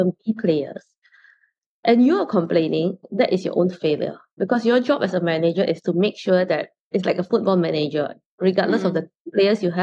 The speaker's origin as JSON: {"language": "English", "country": "Singapore", "tie": "born or raised there", "said": "growing up in Singapore"}